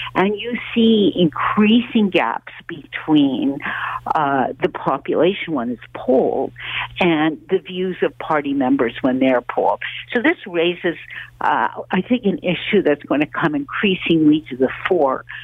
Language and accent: English; Canada; as a Canadian